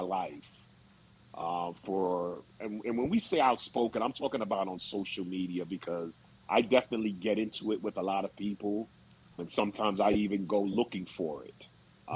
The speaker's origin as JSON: {"language": "English", "area": "Long Island", "region": "New York", "country": "United States", "tie": "born or raised there", "said": "as a kid growing up on Long Island"}